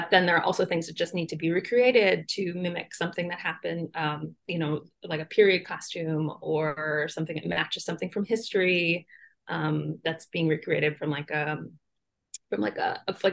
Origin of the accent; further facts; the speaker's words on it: Central Ohio, United States; moved away; also born or lived in Miami; I grew up in Central Ohio